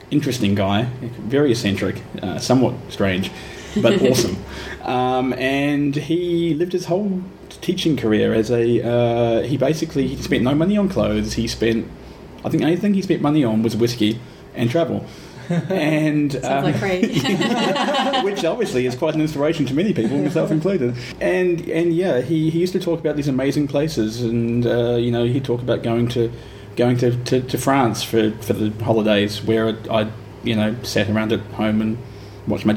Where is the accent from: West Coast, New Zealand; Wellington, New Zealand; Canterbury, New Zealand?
Canterbury, New Zealand; Ashburton; moved away as an adult; now in Melbourne, Australia; I grew up in a small town in New Zealand called Ashburton